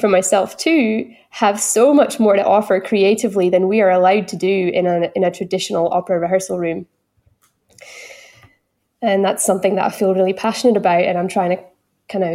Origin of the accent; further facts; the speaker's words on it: Northeast Scotland, United Kingdom; accent: Doric; first language English; now in Gold Coast Hinterland, Australia; I'm singing in my local dialect from Northeast Scotland, which is Doric